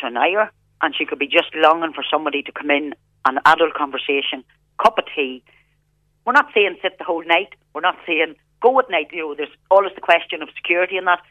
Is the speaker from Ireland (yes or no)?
yes; Scotchtown, County Monaghan, Ireland; where we grew up here in North Monaghan, I come from Scotchtown in County Monaghan.